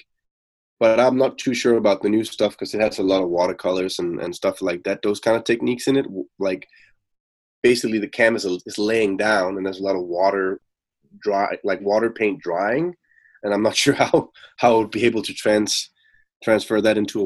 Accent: Denmark; moved away as an adult; now in Copenhagen, Denmark; I'm from Denmark. I'm based out of Copenhagen. I'm not from there, but I live and work in Copenhagen.

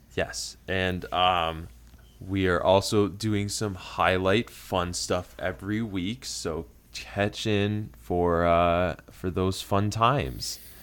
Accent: Flint, Michigan, United States; moved away as an adult; now in Maryland, United States; I'm originally from Flint, Michigan

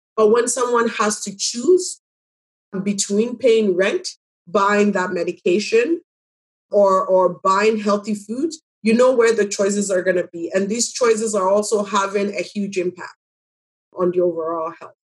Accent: Pipiase, Ghana; also born or lived in Jane and Finch, Toronto, Canada; now in Toronto, Canada; I'm from Ghana, um, a very small village called Pipiase.

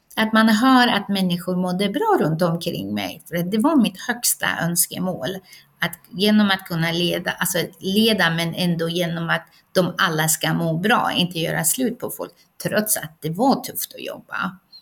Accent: Iran; now in Sweden; ursprungligen kommer jag från Iran

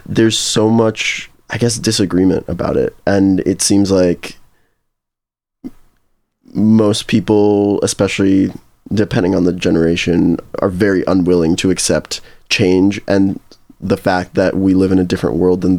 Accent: Chicago, Illinois, United States; also born or lived in Champaign-Urbana, Illinois; I'm from Chicago

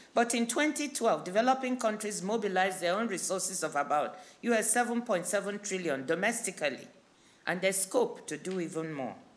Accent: Nigeria; my home country, Nigeria

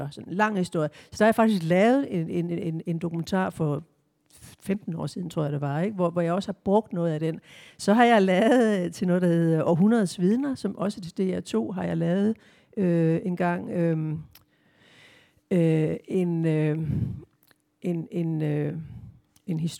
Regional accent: Southern Jutland, Southern Denmark, Denmark; det sønderjyske, altså det der med, hvor jeg kommer fra, og hvor, hvor jeg bor nu

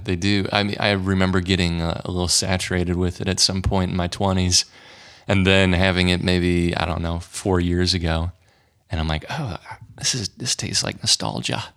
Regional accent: St. Louis, Missouri, United States; born or raised there

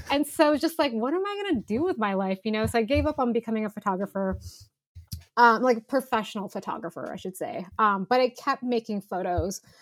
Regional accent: Philippines; now in United States; So I'm I'm Filipina.

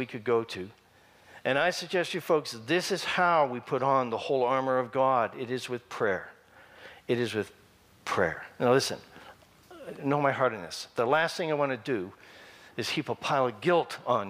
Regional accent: Canada; That's about as Canadian as I can get.

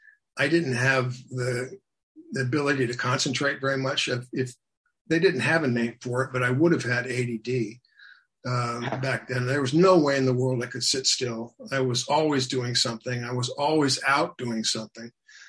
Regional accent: Seattle, Washington, United States; also born or lived in Japan / Germany / Georgia, United States; I'm an army brat, so we lived all over. I was born in Japan. We lived in Germany. We lived in Georgia. We lived all over. Although my formative years were in Seattle.

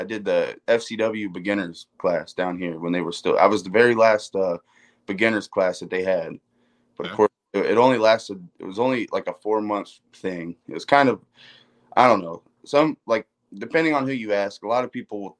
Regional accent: Land O'Lakes, Florida, United States; I grew up in Land O'Lakes, which is about 20 miles north of Tampa

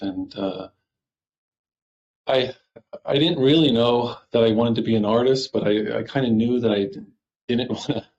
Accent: Doylestown, Pennsylvania, United States; I grew up in Doylestown, and that's just a nice suburb and a really nice place to grow up

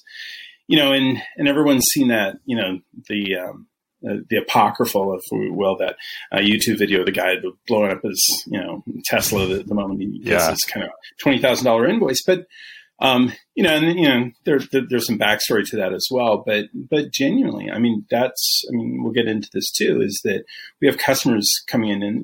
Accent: Vancouver, Washington, United States; moved away as an adult; also born or lived in Seattle, Washington; now in Texas, United States; I'm originally from Seattle. Originally from Vancouver

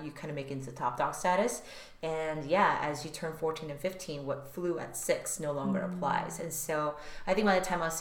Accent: Silicon Valley, Bay Area, California, United States; first language Korean; growing up in the Silicon Valley

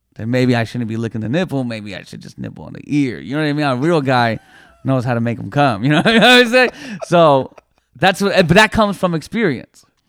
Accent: Toronto, Ontario, Canada; I was born and raised in Toronto

